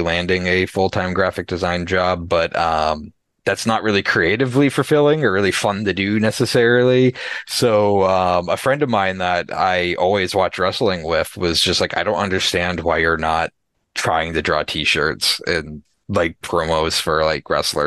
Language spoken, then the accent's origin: English; Massachusetts, United States; now in New Hampshire, United States; I grew up in Massachusetts.